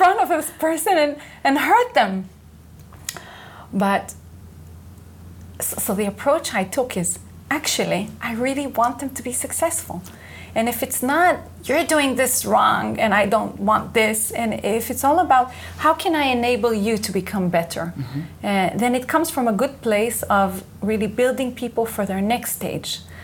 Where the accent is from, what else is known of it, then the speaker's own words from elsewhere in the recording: Israel; English is a second language; moved away as an adult; I was born and raised here in Israel.